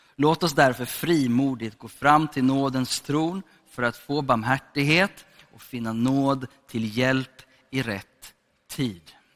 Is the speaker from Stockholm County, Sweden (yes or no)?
no; Gothenburg, Västra Götaland, Sweden; är född i Hammarkullen, uppvuxen i Sandeslätt. Okej, okay, så jag är från Göteborg